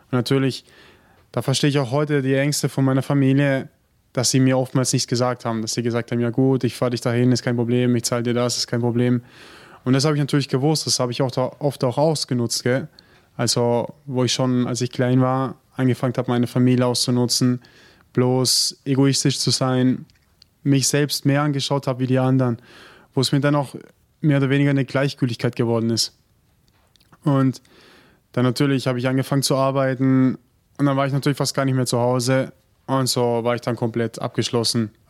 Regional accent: Germany; ich komme übrigens auch aus Deutschland und bin jetzt fünf Jahre in der Gemeinschaft.

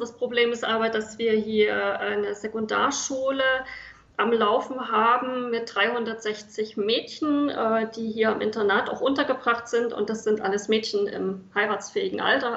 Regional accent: East Germany, Germany; moved away as an adult; now in South Sudan; ich bin groß geworden in der DDR

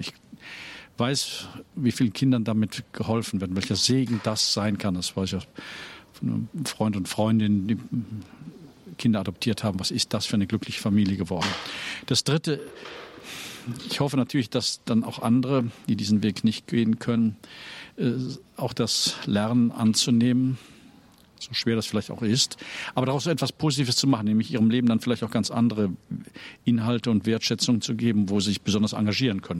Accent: Rhineland, Germany; moved away as an adult; also born or lived in Cologne; now in Dresden, Germany; meine Heimat ist schon das Rheinland

